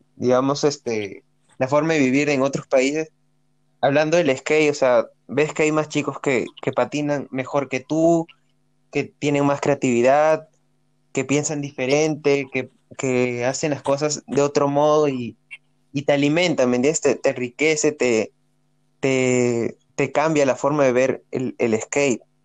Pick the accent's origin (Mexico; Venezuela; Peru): Peru; la primera vez que salí de Perú